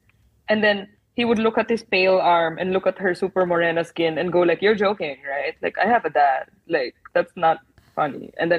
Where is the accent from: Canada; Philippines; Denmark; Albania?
Philippines; I didn't grow up in the States. Like, I was born and raised in the Philippines